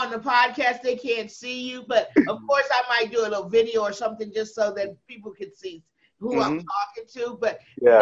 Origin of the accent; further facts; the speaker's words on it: Los Angeles, California, United States; I'm from Los Angeles